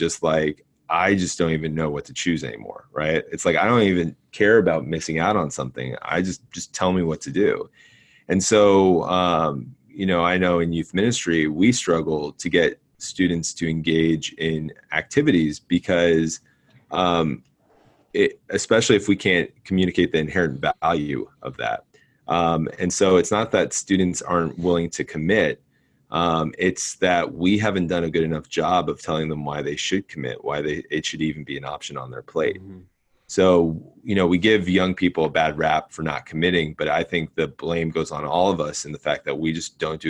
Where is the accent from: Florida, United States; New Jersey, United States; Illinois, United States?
New Jersey, United States; growing up in Jersey